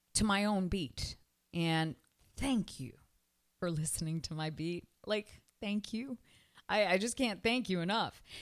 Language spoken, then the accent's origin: English; Canada; now in Miami, United States; I'm from Canada